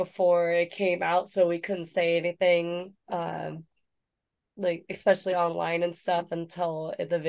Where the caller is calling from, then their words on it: San Diego, California, United States; I'm in San Diego.